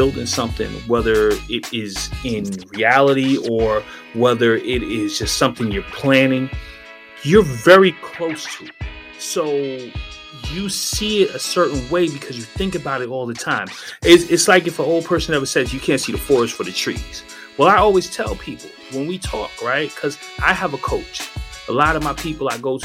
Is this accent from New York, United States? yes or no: yes; New York, United States; now in South Florida, United States; in New York, we ain't really rock with rice too much